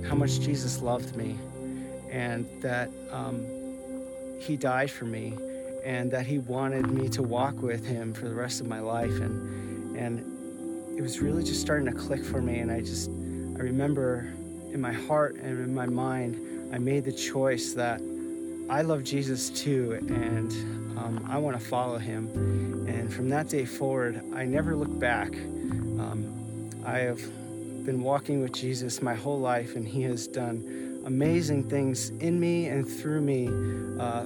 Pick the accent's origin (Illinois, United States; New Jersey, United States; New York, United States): New Jersey, United States; New Providence; moved away as an adult; now in Spokane, United States; I grew up in New Providence in the 80s and the 90s